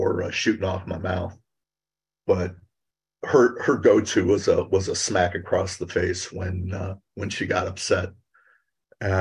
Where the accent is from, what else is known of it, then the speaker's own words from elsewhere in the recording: Cleveland, Ohio, United States; I was born and raised in Cleveland, Ohio